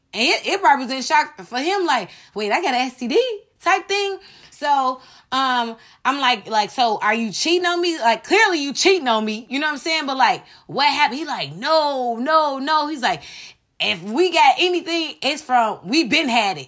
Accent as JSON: {"language": "English", "country": "United States", "said": "as American people"}